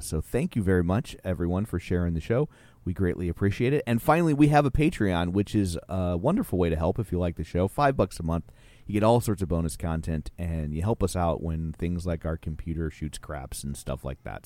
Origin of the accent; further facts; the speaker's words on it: United States; as an American